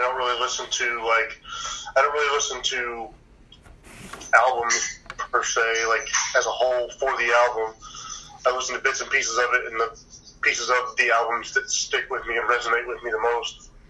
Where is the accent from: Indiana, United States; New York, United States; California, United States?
Indiana, United States; My story pretty much is I grew up in Indiana my whole life